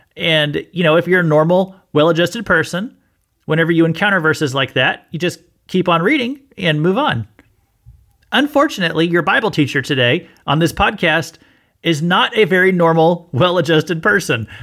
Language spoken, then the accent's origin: English; Missouri, United States; I'm from Missouri